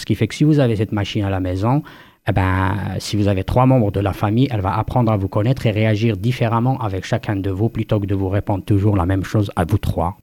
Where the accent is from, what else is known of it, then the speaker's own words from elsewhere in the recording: Kabylie, Algeria; moved away as an adult; also born or lived in France; Moi, je suis natif, euh, on va dire, comme on appelle, euh, First Nations, euh, Première Nation d'Afrique du Nord en Algérie, de Kabylie en particulier. j'ai grandi là-bas une bonne partie de, de, de ma vie, jusqu'à la mi-vingtaine